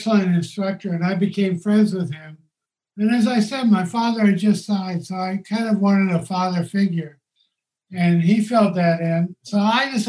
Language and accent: English; Tulsa, Oklahoma, United States; moved away as an adult; also born or lived in New York City / Los Angeles; I grew up in Tulsa